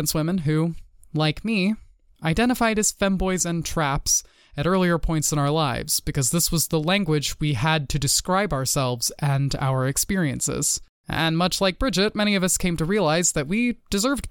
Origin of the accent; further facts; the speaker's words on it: Texas, United States; moved away; my home state of Texas